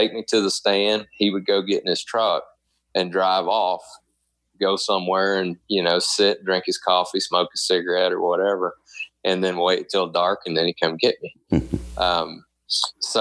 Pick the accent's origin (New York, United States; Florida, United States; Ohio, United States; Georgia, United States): Florida, United States; near Panama City, the Florida Panhandle, United States; moved away; also born or lived in Lake Wales, Florida; I was born in Central Florida, down in Lake Wales, Florida. And when I was five, my parents moved up to the panhandle of Florida. So right up above towns like Panama City. We lived about 45 minutes from there. And that's kind of where I grew up until I went to college.